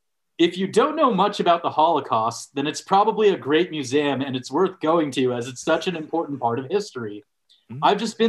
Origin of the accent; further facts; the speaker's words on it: Los Angeles, California, United States; Like, I'm from Los Angeles, and I know the best tacos.